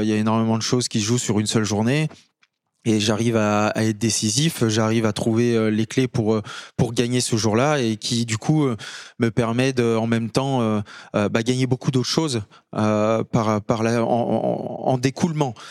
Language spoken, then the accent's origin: French; Courchevel, Auvergne-Rhône-Alpes, France; also born or lived in Annecy; je viens de Courchevel, en Savoie. J'ai 32 ans aujourd'hui. J'ai grandi, on va dire, entre euh, la montagne et Annecy aussi